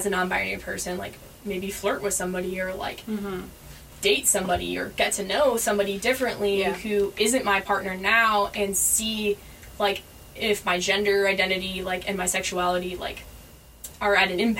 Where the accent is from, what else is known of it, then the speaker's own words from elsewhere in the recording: Southern California, United States; I grew up in Southern California